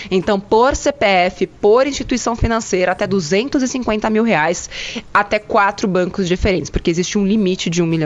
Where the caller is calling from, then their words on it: São Paulo, Brazil; eu sou de Foxetuba, Alto Tietê de São Paulo.